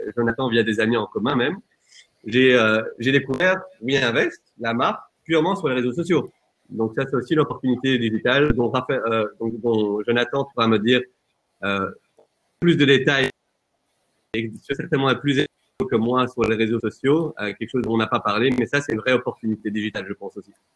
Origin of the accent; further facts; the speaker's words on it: Flanders, Belgium; moved away as an adult; now in Brussels, Belgium; Je suis flamand à la base